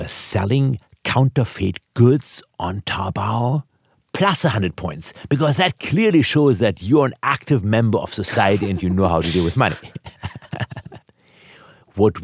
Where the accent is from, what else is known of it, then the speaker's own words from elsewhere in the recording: Germany; now in United States; I was born in Germany.